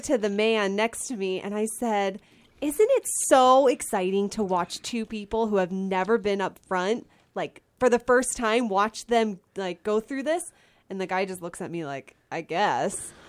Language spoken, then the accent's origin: English; Pennsylvania, United States; I live in Pennsylvania, well, I grew up in Pennsylvania